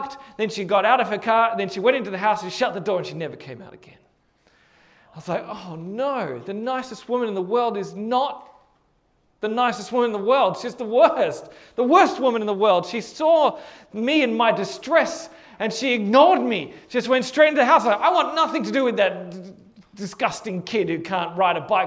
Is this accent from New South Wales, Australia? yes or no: yes; Hornsby, New South Wales, Australia; my house where I grew up in Hornsby